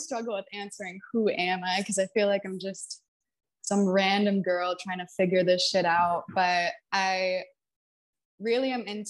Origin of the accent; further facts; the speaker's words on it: New Hampshire, United States; also born or lived in Texas / Seattle; I bopped around the country when I was growing up, but I was born in New Hampshire, and then I moved to Texas for a little bit, moved to Seattle. That's where I went to elementary school, and then I went back to New Hampshire.